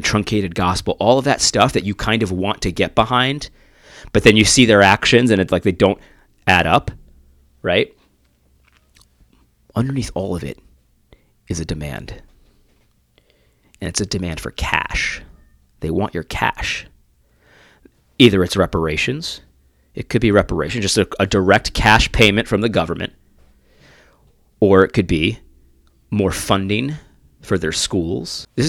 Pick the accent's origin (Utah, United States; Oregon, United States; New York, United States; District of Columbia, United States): New York, United States; Brooklyn; Take it from me. I'm from Brooklyn.